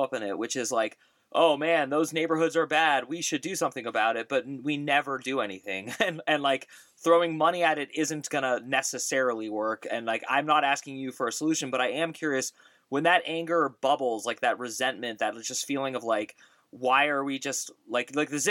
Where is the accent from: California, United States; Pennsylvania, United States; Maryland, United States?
California, United States; the Bay Area; I grew up in the Bay Area